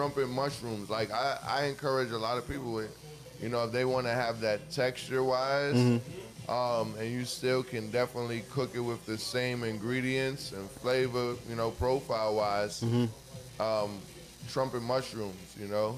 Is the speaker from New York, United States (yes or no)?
yes; New York City, New York, United States; growing up in the Bronx, growing up in New York